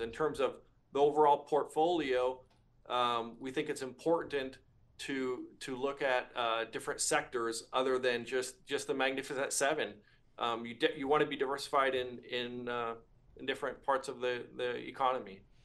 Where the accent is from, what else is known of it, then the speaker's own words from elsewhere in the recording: Northern California, United States; now in Flower Mound, Texas, United States; I'm originally from Northern California